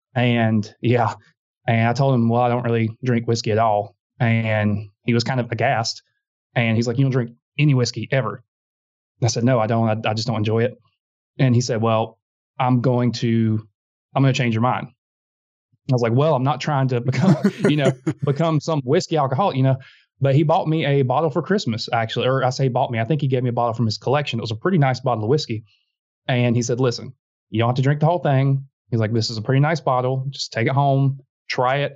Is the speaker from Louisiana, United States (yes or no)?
no; South Georgia, United States; now in Montgomery, Alabama, United States; I'm from South Georgia.